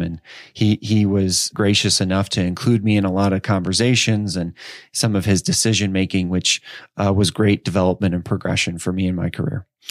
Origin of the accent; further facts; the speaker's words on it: Edwardsville, Illinois, United States; also born or lived in Chicago suburbs, Illinois; I'm from Edwardsville, Illinois. Um, so I, actually, I spent, uh, nine years, uh, in the suburbs of Chicago, and then, um, I spent the next nine years in suburbs of Saint Louis.